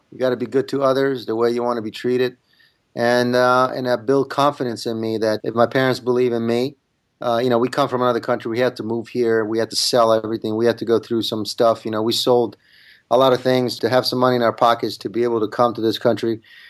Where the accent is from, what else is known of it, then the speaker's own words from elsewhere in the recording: Italy; English is a second language; now in United States; I'm an immigrant. I came from Italy without speaking one word of English.